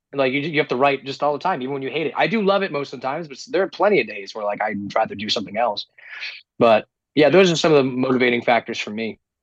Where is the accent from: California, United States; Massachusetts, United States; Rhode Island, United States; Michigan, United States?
Rhode Island, United States; Woonsocket; I grew up in Rhode Island, by the way, super East Coast.